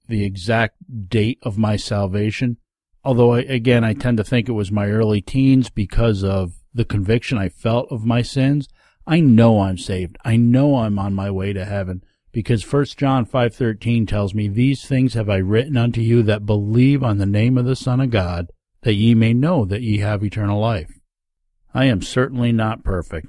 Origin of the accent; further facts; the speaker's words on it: Rondout Valley, New York, United States; As a young man growing up in the Rondout Valley area of New York State